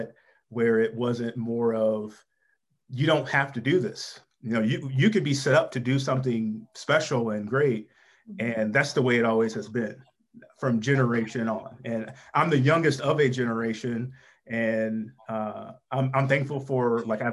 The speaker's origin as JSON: {"language": "English", "town": "St. Louis", "region": "Missouri", "country": "United States", "tie": "born or raised there", "said": "I'm familiar with that neighborhood and that area of St. Louis. I grew up in North County"}